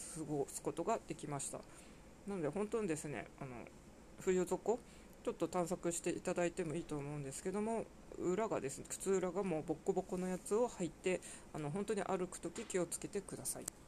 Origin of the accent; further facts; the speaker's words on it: Sapporo, Hokkaido, Japan; now in Tokyo, Japan; 生まれも育ちも札幌の私、どさんこがです